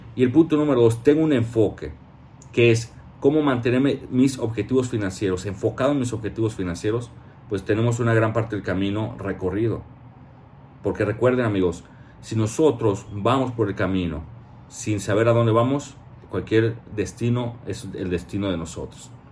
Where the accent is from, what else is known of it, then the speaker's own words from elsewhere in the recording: Mexico; como mexicano